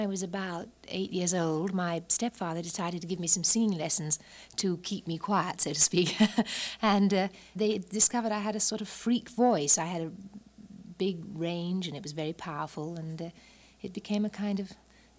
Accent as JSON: {"language": "English", "town": "Walton-on-Thames", "region": "South East England", "country": "United Kingdom", "said": "I'm from England, from a little town called Walton-on-Thames. It's south of London, about 20 miles."}